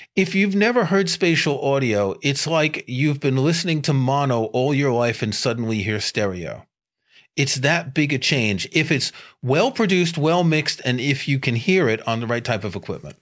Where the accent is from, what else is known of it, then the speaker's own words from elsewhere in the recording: New York City, New York, United States; I grew up in New York City